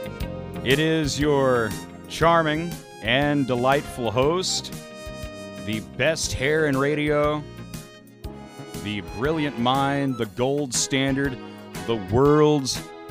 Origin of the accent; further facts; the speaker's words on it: Van Buren, Missouri, United States; in Van Buren, Missouri, where I grew up down in Carter County